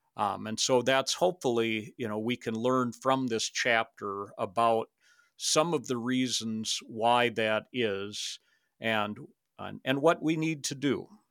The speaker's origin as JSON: {"language": "English", "region": "Minnesota", "country": "United States", "tie": "born or raised there", "also_born_or_lived": "Canada / Saint Cloud, Minnesota", "moved": "as an adult", "said": "I grew up in Minnesota"}